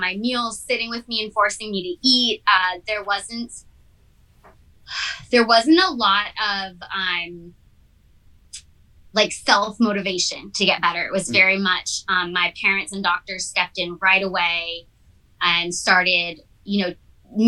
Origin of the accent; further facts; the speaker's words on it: Massachusetts, United States; also born or lived in California; now in Redondo Beach, United States; I lived on the East Coast, so I'm from Massachusetts